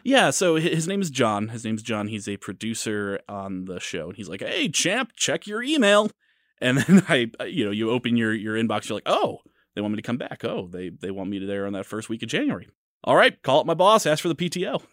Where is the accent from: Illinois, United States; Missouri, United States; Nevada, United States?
Missouri, United States; St. Louis; moved away as an adult; now in Kansas City, United States; I'm from Saint Louis